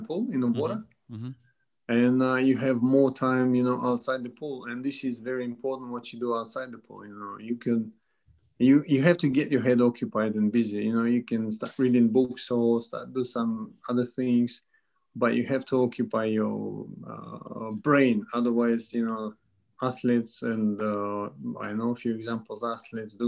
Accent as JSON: {"language": "English", "country": "Russia", "tie": "born or raised there", "moved": "yes", "said": "I come from a very small town, and we didn't have a direct international connection"}